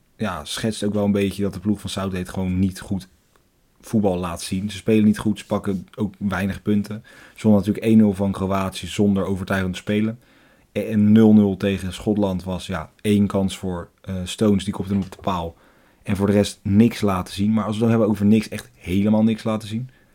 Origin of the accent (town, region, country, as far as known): Netherlands